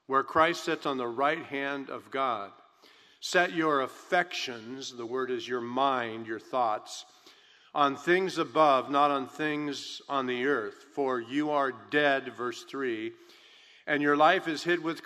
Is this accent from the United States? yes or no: yes; California, United States; I'm born and raised in California